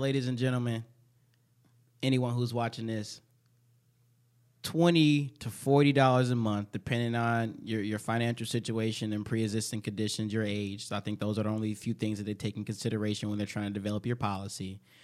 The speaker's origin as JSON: {"language": "English", "town": "Chicago", "region": "Illinois", "country": "United States", "tie": "born or raised there", "moved": "yes", "lives_now": "Minnesota, United States", "said": "I'm from Chicago"}